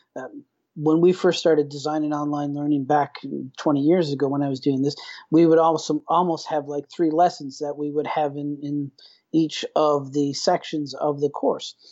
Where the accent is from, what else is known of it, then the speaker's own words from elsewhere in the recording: Newfoundland and Labrador, Canada; moved away as an adult; now in Vallejo, United States; I'm originally from Newfoundland, Canada basically born and, and, and raised in a relatively rural area